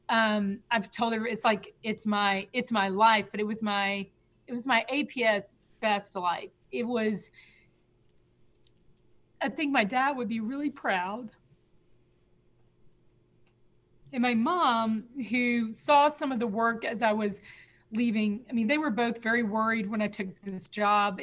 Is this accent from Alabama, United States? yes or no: yes; Selma, Alabama, United States; now in Atlanta, United States; from Selma, Alabama